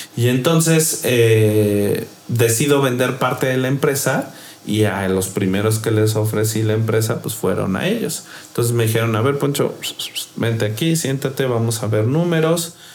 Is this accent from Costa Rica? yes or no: no; Mexico; soy mexicano